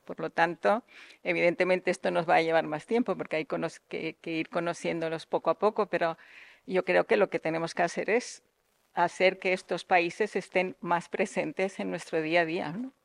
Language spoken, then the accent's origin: Spanish; Tangier, Tanger-Tetouan-Al Hoceima, Morocco; now in Spain; yo he nacido en Marruecos, he nacido en Tánger precisamente, soy una española